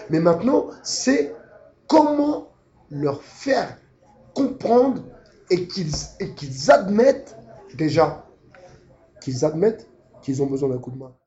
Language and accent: French; France; nous en tant que Français